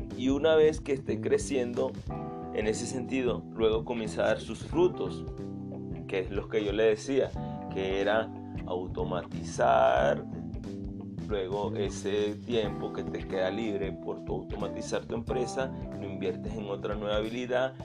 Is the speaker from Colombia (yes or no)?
no; Venezuela; soy venezolano